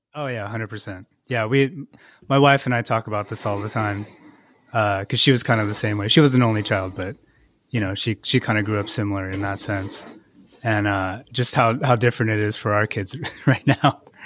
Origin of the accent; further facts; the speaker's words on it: Irvine, California, United States; also born or lived in San Luis Obispo / Santa Barbara / Torrance / Gardena; Fourth grade was when I moved to Irvine